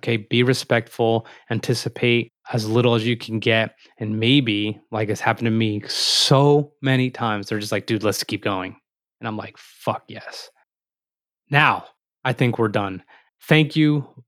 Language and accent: English; Morristown, New Jersey, United States; meaning we're both from Morristown, New Jersey. We both played football at Randolph and we both went to Florida State